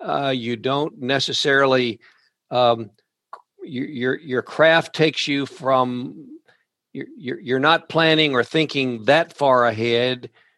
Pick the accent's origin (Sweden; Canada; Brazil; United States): United States; rural Kentucky; some of us in rural Kentucky grew up